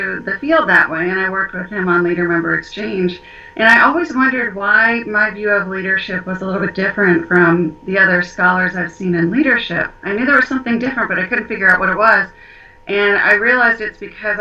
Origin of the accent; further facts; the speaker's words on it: Cincinnati, Ohio, United States; moved away as an adult; also born or lived in Alaska / Florida / Nebraska; now in Fort Worth, United States; we grew up in Cincinnati, Ohio.